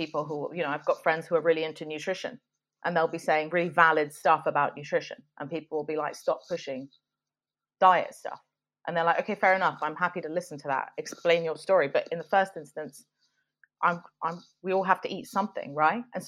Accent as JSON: {"language": "English", "region": "London", "country": "United Kingdom", "tie": "born or raised there", "said": "not that I grew up in the Middle East, I was in London"}